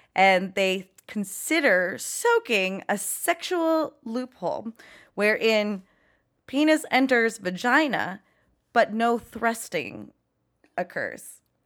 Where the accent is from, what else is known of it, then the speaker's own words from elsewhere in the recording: Los Angeles, California, United States; I'm from Chatsworth, the ki, you know, porn capital